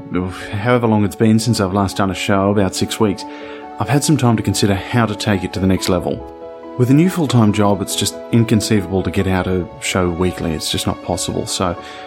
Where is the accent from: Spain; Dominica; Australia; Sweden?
Australia; I'm from Australia.